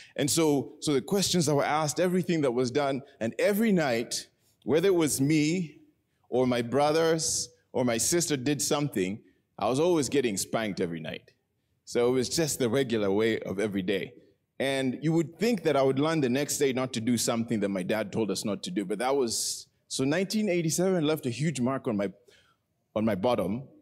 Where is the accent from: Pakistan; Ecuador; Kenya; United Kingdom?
Kenya; Nairobi; I was born in Nairobi.